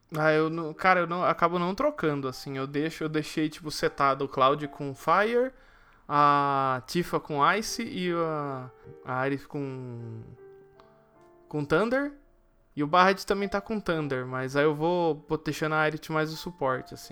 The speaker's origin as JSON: {"language": "Portuguese", "country": "Brazil", "said": "eu sou brasileiro"}